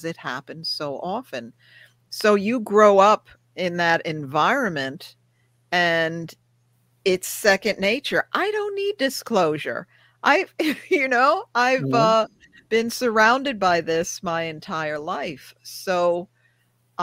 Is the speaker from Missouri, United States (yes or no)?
no; Rockland County, New York, United States; I grew up in Rockland County, New York, small county